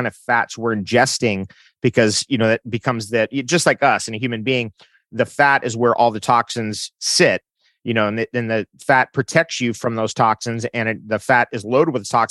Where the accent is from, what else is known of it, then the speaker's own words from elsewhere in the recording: San Diego, California, United States; growing up in San Diego